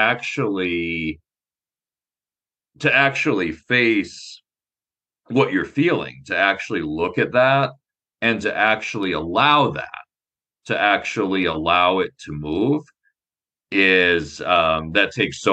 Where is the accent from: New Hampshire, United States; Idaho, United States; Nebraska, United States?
Nebraska, United States; I grew up in Nebraska